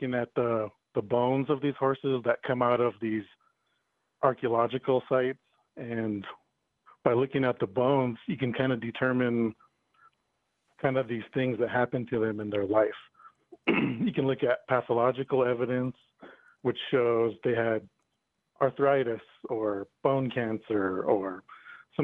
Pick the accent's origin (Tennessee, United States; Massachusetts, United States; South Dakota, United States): South Dakota, United States; Eagle Butte; moved away as an adult; also born or lived in Albuquerque, New Mexico / Durango, Colorado; now in Boulder, United States; I was born and raised in Eagle Butte, South Dakota, on the Cheyenne River Reservation.